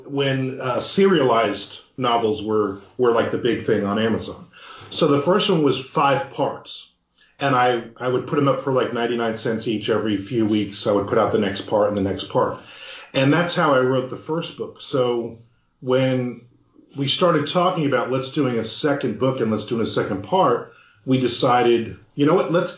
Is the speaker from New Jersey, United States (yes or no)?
yes; Belford, New Jersey, United States; I'm from Belfort, New Jersey